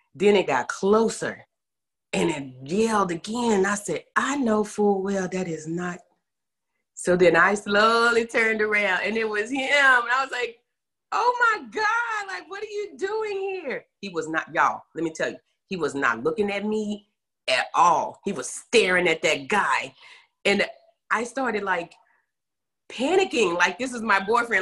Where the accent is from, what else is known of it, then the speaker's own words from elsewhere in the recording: Terrell, Texas, United States; also born or lived in Garland, Texas; I was born in Terrell, Texas, you know, home of Jamie Foxx, and uh, was there until middle school. Then my parents transitioned, and we moved up in the Dallas metro area um, into Garland